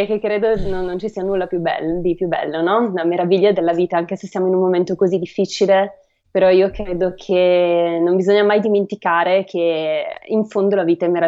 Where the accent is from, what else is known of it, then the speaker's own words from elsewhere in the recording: Bergamo, Lombardy, Italy; born there; anche se sono nata a Bergamo, ma insomma ogni anno almeno due settimane devo vederlo.